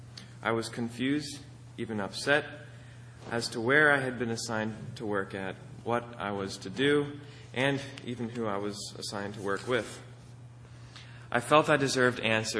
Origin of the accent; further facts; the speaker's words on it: Akron, Pennsylvania, United States; the binational office in my hometown of Akron, Pennsylvania